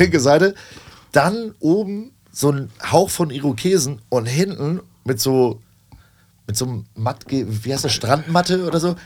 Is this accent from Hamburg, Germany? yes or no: yes; Hamburg, Germany; also born or lived in Elsfleth; ich bin gebürtiger Hamburger, habe hier tatsächlich aber nur so Aushilfsjobs gemacht neben der Schule